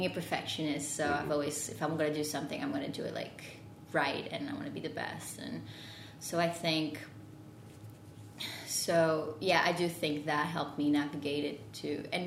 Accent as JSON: {"language": "English", "town": "Porto", "region": "Norte", "country": "Portugal", "also_born_or_lived": "Lisbon, Portugal / London, United Kingdom / Paris, France", "second_language": "English", "moved": "as an adult", "said": "I'm from Porto in Portugal"}